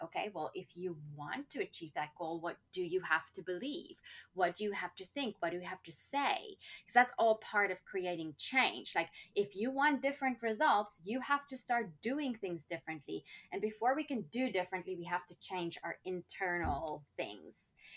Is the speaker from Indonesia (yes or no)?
no; South Africa; growing up in South Africa, we had apartheid